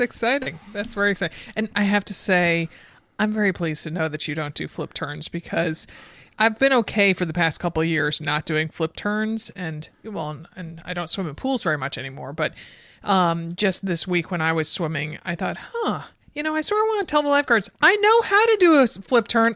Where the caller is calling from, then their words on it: Orange County, California, United States; I'm calling from Orange County, California